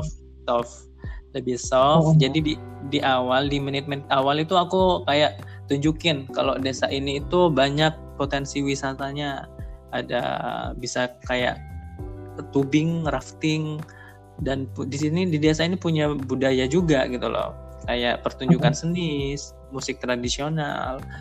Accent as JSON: {"language": "Indonesian", "town": "Probolinggo", "region": "East Java", "country": "Indonesia", "tie": "born or raised there", "moved": "as an adult", "lives_now": "Surabaya, Indonesia", "said": "desaku desa Telogosari kecamatan Tiris Kabupaten Probolinggo"}